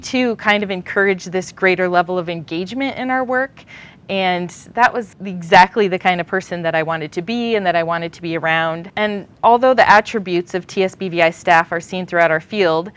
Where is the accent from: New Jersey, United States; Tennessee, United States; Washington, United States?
Washington, United States; moved away as an adult; also born or lived in Vancouver, Washington / Fairbanks, Alaska; now in Texas, United States; I'm from Washington State. I grew up in a town of about 500 people where my dad farmed mostly wheat and barley, and then actually went to high school in Vancouver, Washington